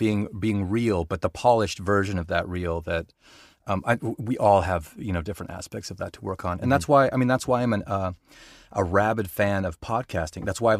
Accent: Boulder, Colorado, United States; also born or lived in Denver; I, like I said, I was born in Denver, and then we moved to Boulder. Crunchy Boulder.

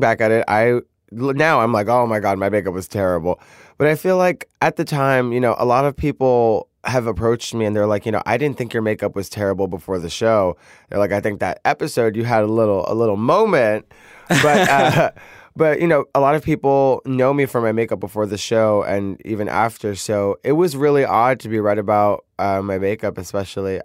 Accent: New York City, New York, United States; I come from Brooklyn

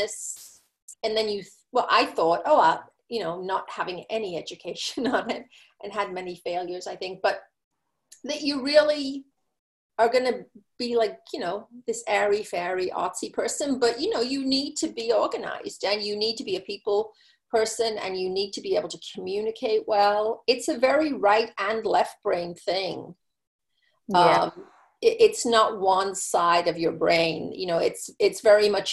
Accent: England, United Kingdom; moved away as an adult; now in United States; growing up in England, I was in high school when Dallas started

